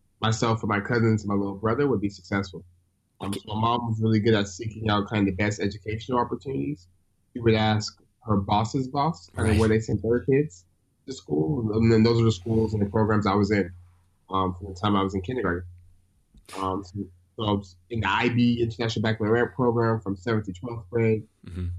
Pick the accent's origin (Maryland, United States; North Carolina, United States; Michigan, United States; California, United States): California, United States; Stockton; Born and raised in Stockton